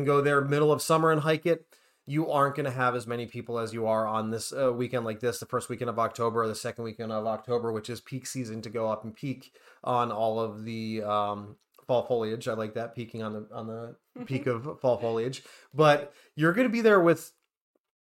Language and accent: English; New England, United States; now in Minnesota, United States; I'm from New England